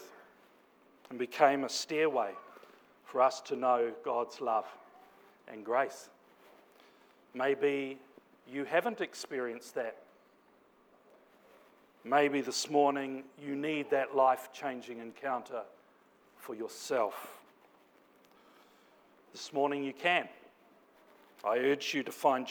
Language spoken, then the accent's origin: English; Napier, Hawke's Bay, New Zealand; moved away; my hometown of Napier, back in Aotearoa, commonly known as New Zealand